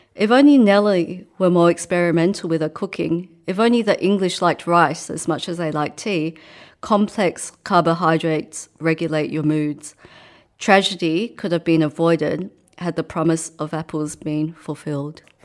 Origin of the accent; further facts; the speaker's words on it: Australia; also born or lived in Hong Kong / England; by the time I was eight, I came over here to Australia.